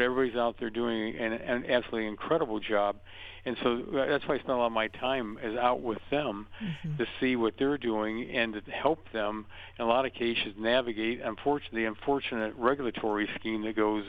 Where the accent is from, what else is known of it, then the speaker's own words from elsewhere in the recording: Ohio, United States; I'm from Ohio